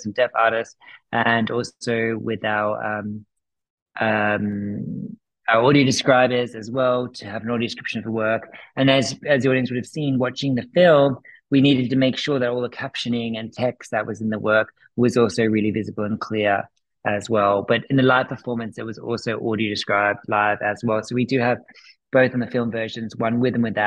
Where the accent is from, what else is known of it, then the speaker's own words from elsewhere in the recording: Australia; moved away; also born or lived in United Kingdom / United States; I'm originally from Australia. I've lived in the UK. I've traveled the world. I was then in America for 5 years